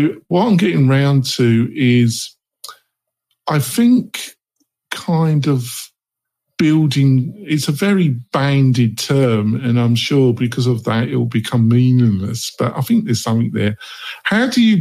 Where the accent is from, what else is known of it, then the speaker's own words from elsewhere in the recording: England, United Kingdom; I'm from England